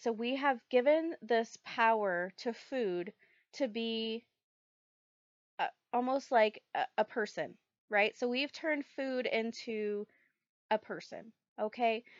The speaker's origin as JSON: {"language": "English", "region": "the South", "country": "United States", "tie": "born or raised there", "said": "I grew up in the South"}